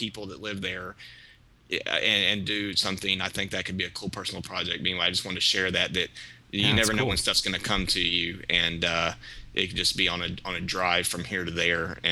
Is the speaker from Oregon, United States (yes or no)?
no; Palestine, Texas, United States; also born or lived in Dallas, Texas; my hometown of Palestine, Texas